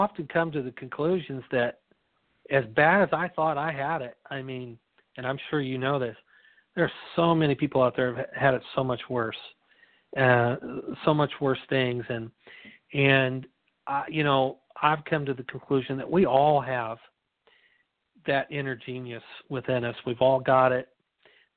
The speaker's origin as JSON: {"language": "English", "region": "Midwest", "country": "United States", "said": "I'm from the Midwest where, you know, corn and wheat's kind of staple of the diet"}